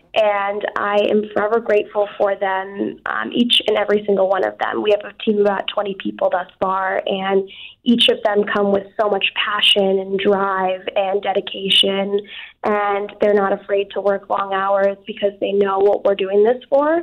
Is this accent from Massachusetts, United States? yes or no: yes; Southborough, Massachusetts, United States; growing up in Southborough, Massachusetts, um, I didn't grow up around a lot of diversity